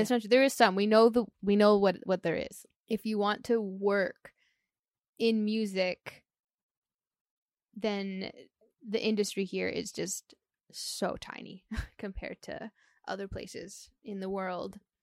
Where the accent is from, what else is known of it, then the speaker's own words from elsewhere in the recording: Canada; being a Canadian artist